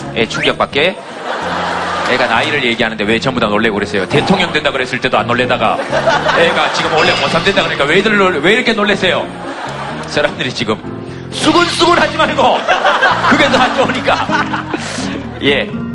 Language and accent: Korean; Yeongcheon, North Gyeongsang, South Korea; 제 고향인데.